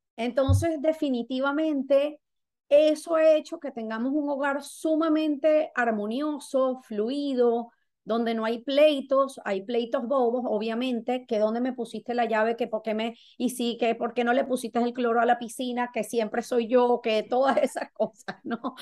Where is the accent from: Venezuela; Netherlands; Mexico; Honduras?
Venezuela; now in Florida, United States; soy venezolana, resido en el estado de la Florida